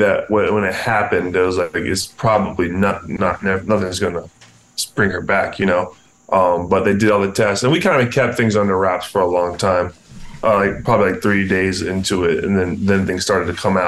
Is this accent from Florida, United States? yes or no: yes; Jupiter, Florida, United States; also born or lived in New York; I love Jupiter. I'm a homeboy. I'm there now full time